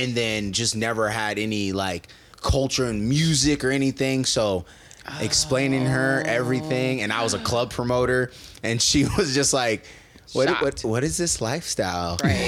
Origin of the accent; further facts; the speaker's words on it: Omaha, Nebraska, United States; also born or lived in Baton Rouge, Louisiana; So I moved to Omaha when I was 7.